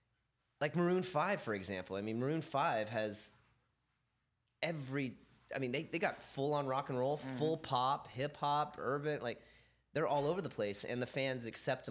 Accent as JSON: {"language": "English", "region": "California", "country": "United States", "tie": "born or raised there", "said": "growing up in California"}